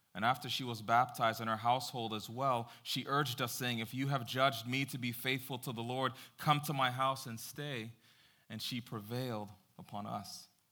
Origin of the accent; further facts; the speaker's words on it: Jamaica; I am Jamaican